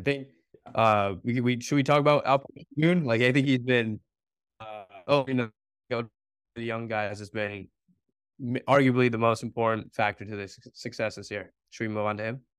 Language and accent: English; Bay Area, California, United States; growing up in Bay